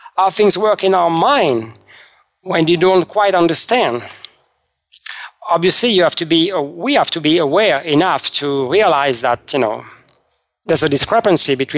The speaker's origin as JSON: {"language": "English", "country": "France", "tie": "born or raised there", "moved": "yes", "said": "I was raised in France"}